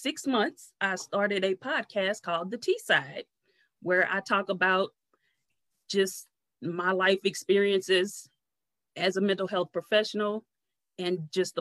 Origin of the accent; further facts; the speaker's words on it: St. Louis, Missouri, United States; born and raised in St. Louis